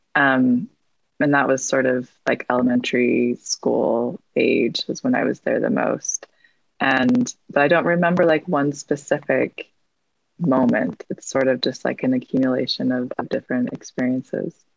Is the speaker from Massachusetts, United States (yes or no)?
no; Salt Lake City, Utah, United States; I grew up in Salt Lake and I currently live in Salt Lake as well.